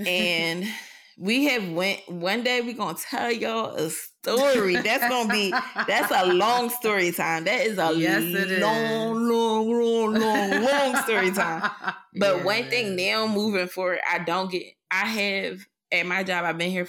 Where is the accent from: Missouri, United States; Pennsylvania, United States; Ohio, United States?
Pennsylvania, United States; Philadelphia; Because while I am a professional, I'm still … from West Philly.